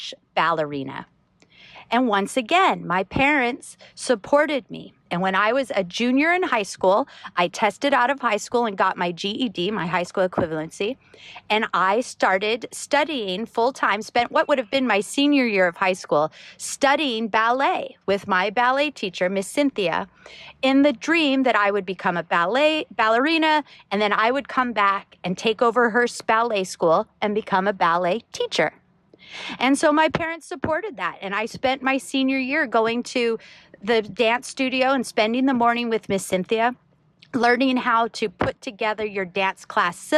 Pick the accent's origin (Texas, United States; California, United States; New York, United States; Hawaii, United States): Hawaii, United States; Maui; my parents have a charter company here in Hawaii